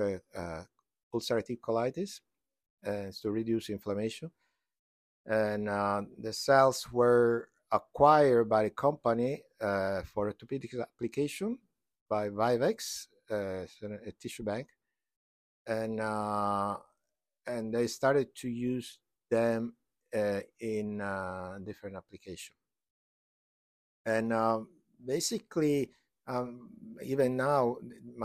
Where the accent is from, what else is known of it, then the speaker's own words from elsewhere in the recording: Florence, Tuscany, Italy; now in United States; I'm from Italy, from Florence.